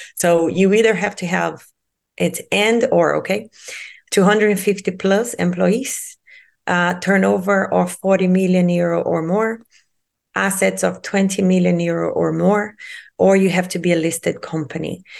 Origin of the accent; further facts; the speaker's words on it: Rio de Janeiro, Brazil; moved away; I'm originally from Rio de Janeiro in Brazil, and I was born and raised by the sea